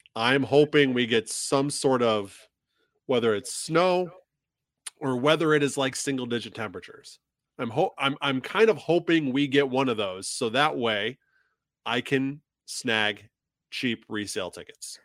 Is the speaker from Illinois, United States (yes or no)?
yes; Illinois, United States; my hometown in Illinois